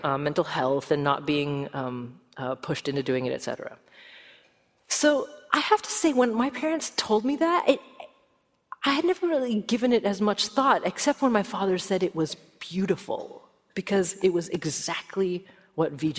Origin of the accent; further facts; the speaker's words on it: Oregon, United States; moved away; I grew up in Oregon and my parents still live there